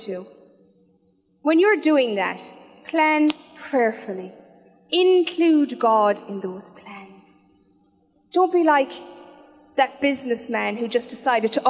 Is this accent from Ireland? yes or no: yes; Killarney, Munster, Ireland; now in Cork, Ireland; I'm originally from Killarney